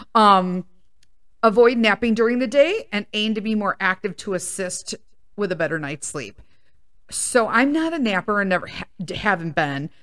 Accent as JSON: {"language": "English", "town": "Chicago", "region": "Illinois", "country": "United States", "tie": "born or raised there", "said": "I grew up in Chicago in a predominantly Italian neighborhood"}